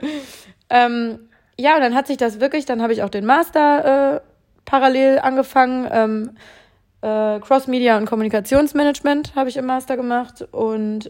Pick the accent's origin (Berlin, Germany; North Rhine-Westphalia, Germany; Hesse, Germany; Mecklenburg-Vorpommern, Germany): North Rhine-Westphalia, Germany; Bielefeld; moved away as an adult; now in Cologne, Germany; wollte aber definitiv aus meiner Heimatstadt weg. Bielefeld ist äh, sehr spannend.